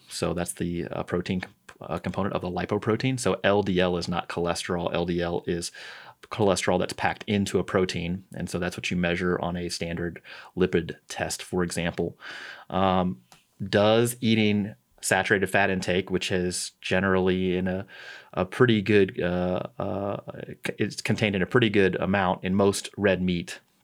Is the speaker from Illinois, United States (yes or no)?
no; St. Louis, Missouri, United States; moved away; I'm from Saint Louis. I'm a Cardinals fan.